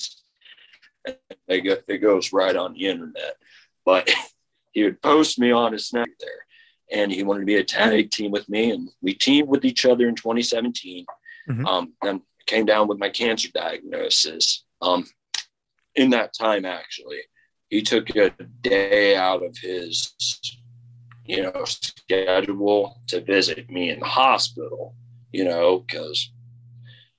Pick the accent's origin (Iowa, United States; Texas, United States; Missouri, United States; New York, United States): Iowa, United States; Muscatine; Muscatine, Iowa is my hometown.